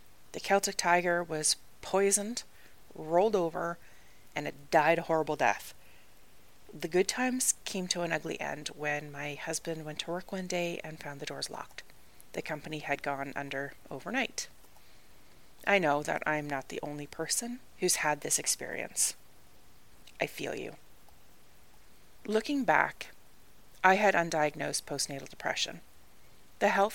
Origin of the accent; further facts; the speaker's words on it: Canada; moved away as an adult; also born or lived in Ireland; I am Canadian.